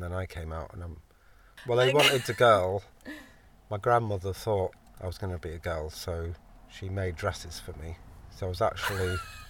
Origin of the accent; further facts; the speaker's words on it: Yorkshire and the Humber, United Kingdom; also born or lived in London; originally I was born in London, Islington. We lived kind of in like the Camden Town area, which I love. And then when I was five, we moved up to Yorkshire.